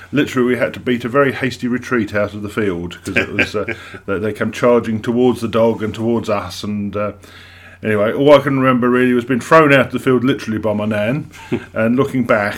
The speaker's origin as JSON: {"language": "English", "town": "Witham", "region": "East of England", "country": "United Kingdom", "tie": "born or raised there", "also_born_or_lived": "Chelmsford", "moved": "as an adult", "lives_now": "Brentwood, United Kingdom", "said": "I was born and raised in Witham"}